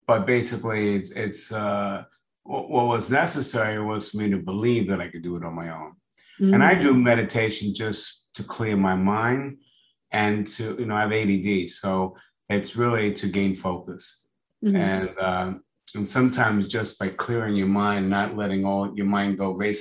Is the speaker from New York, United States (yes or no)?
yes; New York, United States; moved away as an adult; now in Florida, United States; I was born in New York. I just moved to Florida.